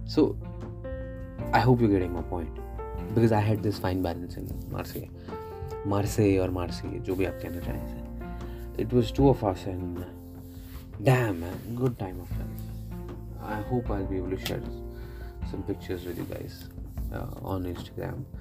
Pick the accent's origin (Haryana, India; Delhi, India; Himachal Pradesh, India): Haryana, India; मैं हरियाणा का निवासी हूँ